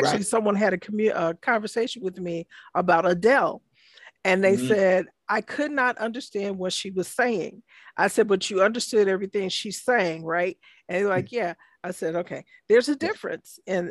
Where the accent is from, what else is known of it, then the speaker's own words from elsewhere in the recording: Chicago, Illinois, United States; I am born and raised in Chicago, Illinois.